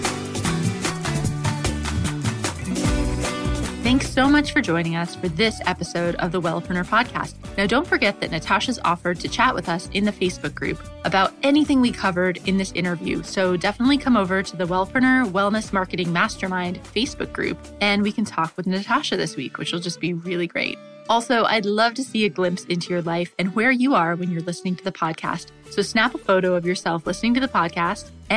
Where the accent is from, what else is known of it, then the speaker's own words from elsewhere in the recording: United States; I grew up in America